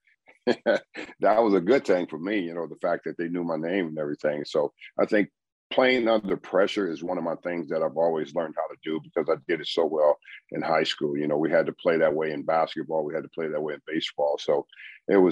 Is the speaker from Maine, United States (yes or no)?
no; Los Angeles, California, United States; moved away as an adult; also born or lived in New York; I come from LA. I grew up in South Central